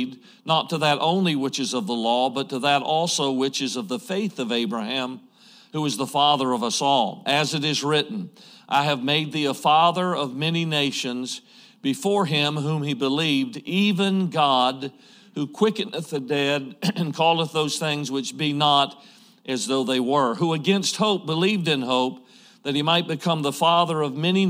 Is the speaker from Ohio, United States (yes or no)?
no; Georgia, United States; moved away as an adult; now in Idaho, United States; I grew up in Georgia. I'm a Georgia boy